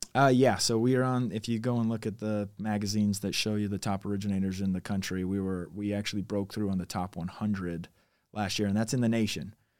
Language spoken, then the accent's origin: English; Highland, Utah, United States; also born or lived in American Fork; Technically, we, I was raised in Highland, but I claim American Fork 'cause I ended up going to American Fork High School